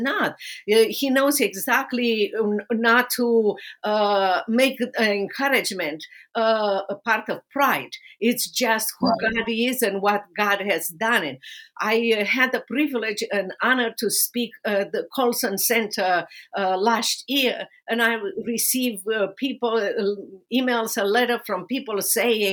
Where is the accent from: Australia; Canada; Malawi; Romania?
Romania; English is a second language; moved away as an adult; now in United States; my life under persecution in socialist communist Romania